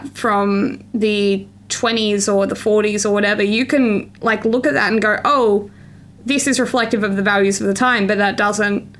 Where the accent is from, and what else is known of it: Australia; born or raised there